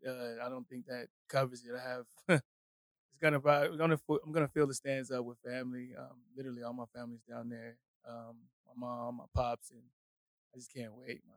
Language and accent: English; Houston, Texas, United States; moved away as an adult; also born or lived in Colorado; now in Austin, United States; I'm from Houston originally.